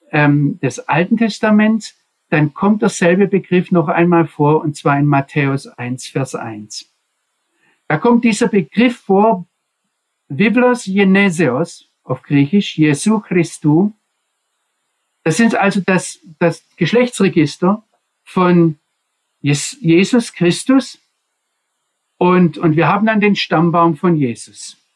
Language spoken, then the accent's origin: German; Swabia, Germany; accent: Swabian; Also mein schwäbischer Akzent kommt von daher, wo ich aufgewachsen bin.